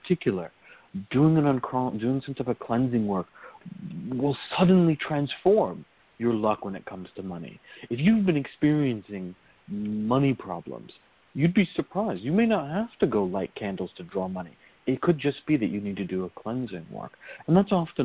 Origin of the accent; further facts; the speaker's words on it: Virginia, United States; growing up in Virginia